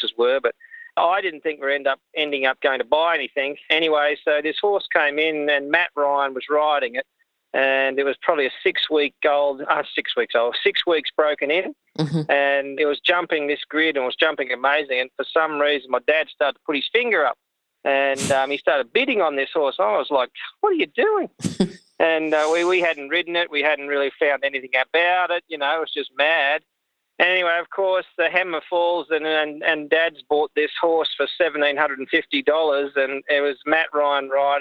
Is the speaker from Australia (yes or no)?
yes; Coffs Harbour, New South Wales, Australia; also born or lived in Sydney; I came from Sydney. We moved from Sydney when I was probably about 10 years old. We moved to Coffs Harbour